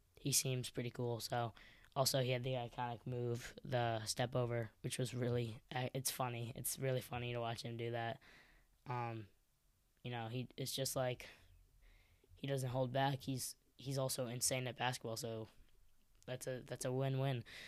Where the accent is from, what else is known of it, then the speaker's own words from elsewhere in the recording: Chicago, Illinois, United States; I'm from Chicago